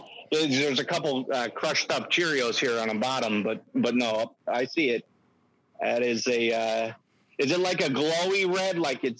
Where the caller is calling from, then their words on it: Sandwich, Illinois, United States; Sorry about that. Yeah, no, yeah, Sandwich, Illinois.